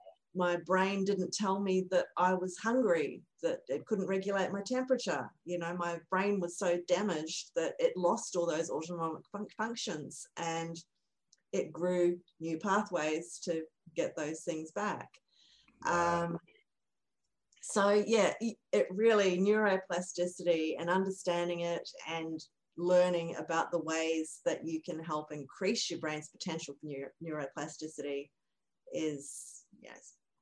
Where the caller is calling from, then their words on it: Brisbane, Queensland, Australia; I'm from Brisbane, Australia.